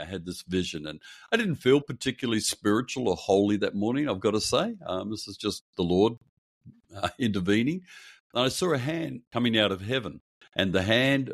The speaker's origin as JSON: {"language": "English", "town": "Perth", "region": "Western Australia", "country": "Australia", "tie": "born or raised there", "said": "I grew up in Perth on the west coast of Australia."}